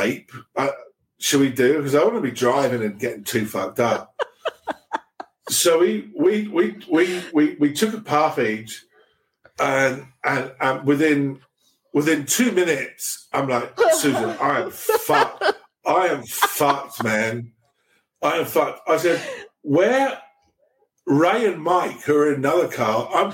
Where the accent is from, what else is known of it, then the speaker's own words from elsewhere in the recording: England, United Kingdom; first language English; also born or lived in Sweden; now in Romania; I'm from England.